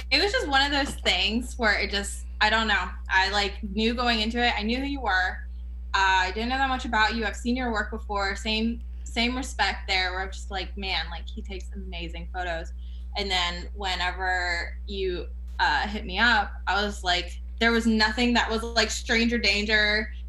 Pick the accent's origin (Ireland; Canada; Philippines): Canada; now in United States; Like, oh, where are you from? Like, oh, I'm from Canada.